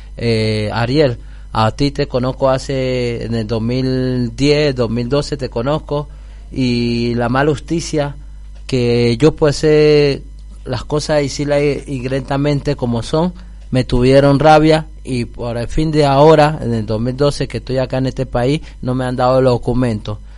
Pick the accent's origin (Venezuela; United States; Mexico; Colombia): Colombia; now in Argentina